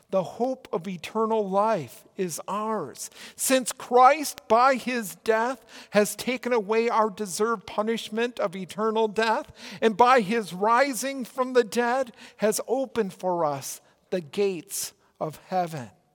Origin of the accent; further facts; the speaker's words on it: Minnesota, United States; accent: Minnesota; also born or lived in Oregon; my Minnesota accent